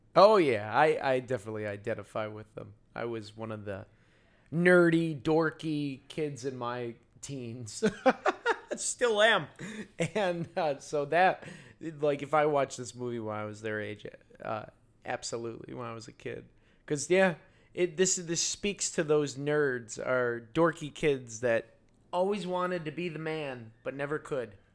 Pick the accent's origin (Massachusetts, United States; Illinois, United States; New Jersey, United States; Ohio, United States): Illinois, United States; Yorkville; I grew up in Yorkville, which is past Aurora, where it's all white people